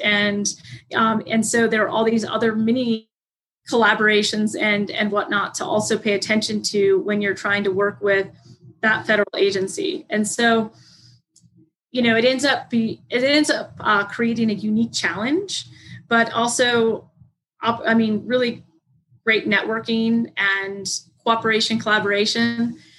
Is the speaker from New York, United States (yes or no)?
no; Kansas City, Missouri, United States; moved away as an adult; also born or lived in Estes Park, Colorado; now in Grand County, Colorado, United States; where I grew up in Kansas City